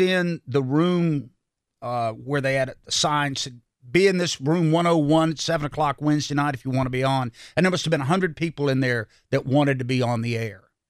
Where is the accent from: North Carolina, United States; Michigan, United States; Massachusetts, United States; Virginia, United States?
North Carolina, United States; Salisbury; I grew up in Salisbury, North Carolina, and lived around this area all my life